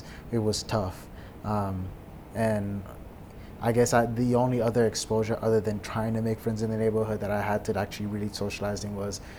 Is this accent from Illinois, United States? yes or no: no; Dallas, Texas, United States; also born or lived in Manhattan, Kansas; But born in Kansas and then I spend the majority of my life in Dallas. Mm-hmm. So I've been there since 2000.